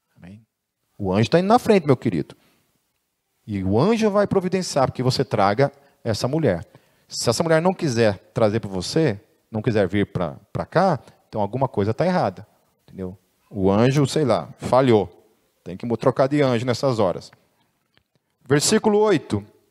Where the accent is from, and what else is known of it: Foz do Iguaçu, Paraná, Brazil; born or raised there